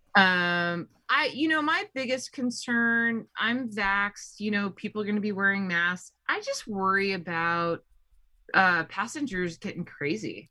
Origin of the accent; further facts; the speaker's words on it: Colorado, United States; I'm from Colorado